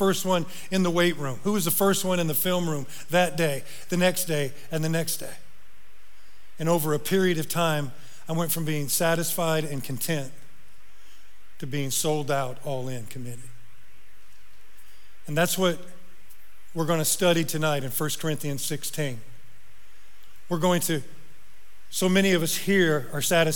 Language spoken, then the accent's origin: English; Northern Indiana, United States; moved away; I'm from Northern Indiana.